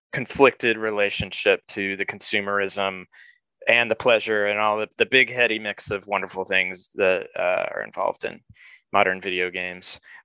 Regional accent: Colorado Springs, Colorado, United States; moved away as an adult; now in Chicago, United States; I grew up in Colorado Springs, Colorado, but I've been in the Midwest since 1995 when I left for college. I've lived in Chicago for 20 years.

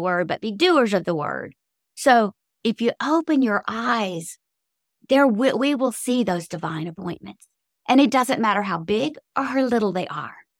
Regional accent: Cajun, Louisiana, United States; I am a Cajun, so I grew up drinking coffee, strong coffee, since I was knee-high to a bullfrog

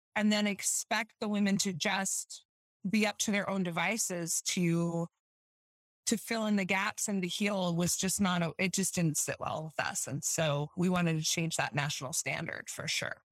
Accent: Utah, United States; I'm from Utah, born and raised, um, live here now still

